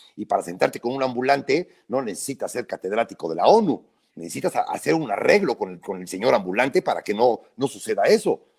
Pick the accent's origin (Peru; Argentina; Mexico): Mexico; Puebla; yo vivo en Puebla, yo nací en Puebla